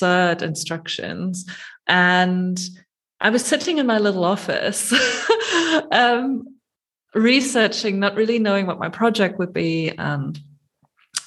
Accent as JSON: {"language": "English", "country": "Germany", "tie": "born or raised there", "also_born_or_lived": "Gothenburg, Sweden", "moved": "as an adult", "said": "I grew up in Germany, did my undergraduate degrees there, and then moved to Sweden for my PhD"}